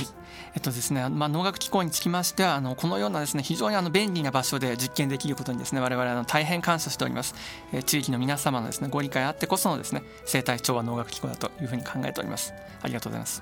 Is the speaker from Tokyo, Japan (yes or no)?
yes; Hachioji, Tokyo, Japan; also born or lived in Higashikurume, Tokyo / Mitaka, Tokyo / Osaka / Hokkaido; 私はですね東京出身でえっ、ー、と生まれは東久留米、えー、この近くですね、えー、育ちは八王子、えー、それから三鷹